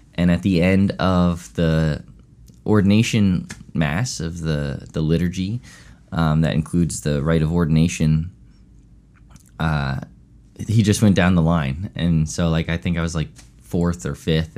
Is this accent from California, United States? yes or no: no; Chester County, Pennsylvania, United States; also born or lived in Honey Brook, Pennsylvania; I grew up in Chester County my whole life. Um, and grew up here